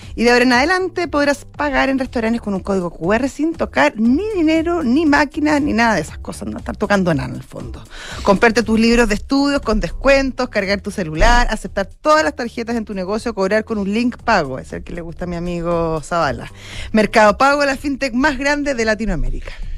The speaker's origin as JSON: {"language": "Spanish", "country": "Chile", "said": "todavía tengo confianza eh, en mi país"}